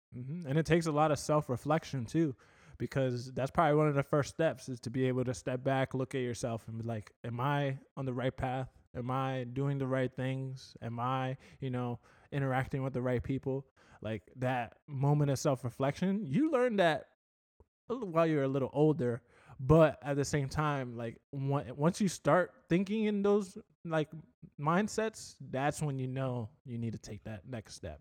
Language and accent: English; Port Charlotte, Florida, United States; now in Fort Myers, United States; I came from Port Charlotte in terms of, like, my high school